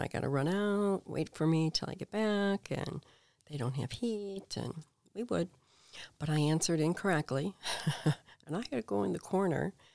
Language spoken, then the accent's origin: English; Payless Park, Illinois, United States; I grew up in this itty-bitty town in Payless Park, Illinois